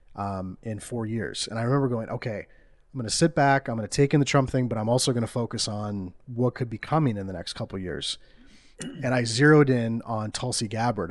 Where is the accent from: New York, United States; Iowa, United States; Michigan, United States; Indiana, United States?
Iowa, United States; we're from Iowa. It's, it's flyover country